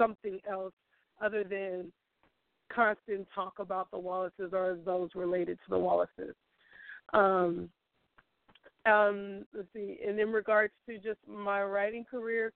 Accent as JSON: {"language": "English", "area": "San Francisco Bay Area", "region": "California", "country": "United States", "tie": "born or raised there", "said": "from the San Francisco Bay Area. I was born and raised here."}